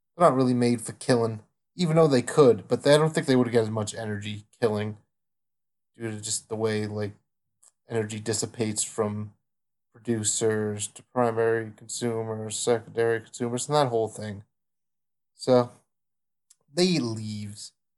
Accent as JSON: {"language": "English", "country": "United States", "said": "I am American"}